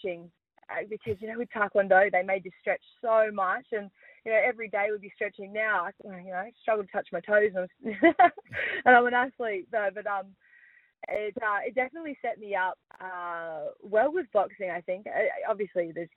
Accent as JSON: {"language": "English", "town": "Perth", "region": "Western Australia", "country": "Australia", "tie": "born or raised there", "also_born_or_lived": "Gosnells", "moved": "as an adult", "lives_now": "Victoria, Australia", "said": "born and raised in Perth. I've lived in Gosnells for most of my life"}